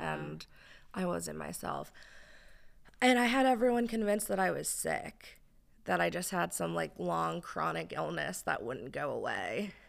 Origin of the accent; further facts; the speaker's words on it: New Jersey, United States; moved away as an adult; now in Texas, United States; I am originally from New Jersey. Um, so being in Texas is still wild to me.